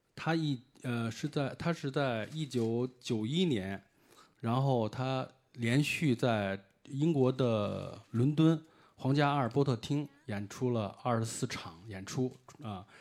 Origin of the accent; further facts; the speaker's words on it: China; 我是，呃，来自中国的一位那个乐迷